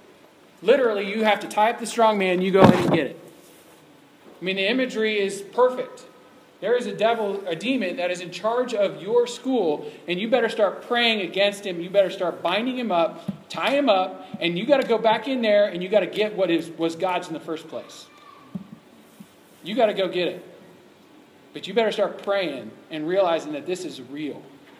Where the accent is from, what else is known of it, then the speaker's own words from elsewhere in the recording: Ohio, United States; that I knew about because I came from Ohio